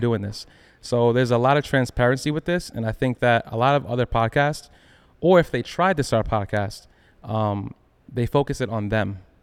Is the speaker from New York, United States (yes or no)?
yes; Long Island, New York, United States; I'm from Long Island, it still counts as New York